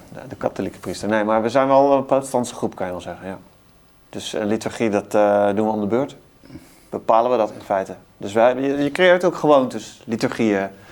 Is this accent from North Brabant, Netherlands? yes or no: yes; Best, North Brabant, Netherlands; Ik kom uit eh, Brabant, het eh, Best